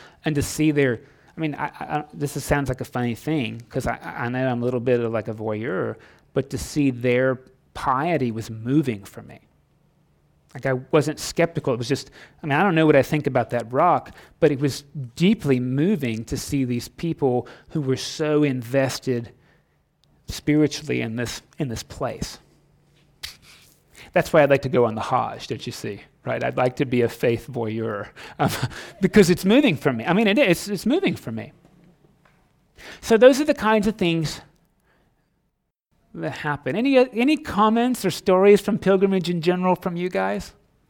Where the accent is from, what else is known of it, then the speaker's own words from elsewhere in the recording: Florida, United States; I grew up in Florida. So when I imagined like the holy story, my backdrop was Florida.